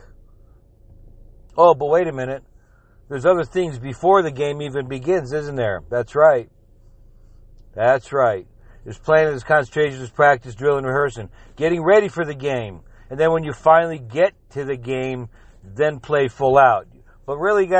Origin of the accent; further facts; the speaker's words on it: South Florida, United States; I'm from South Florida, but my whole family's from New England